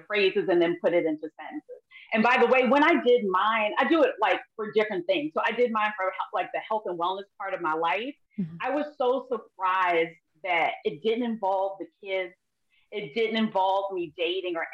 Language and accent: English; Baltimore, Maryland, United States; I'm born and raised in Baltimore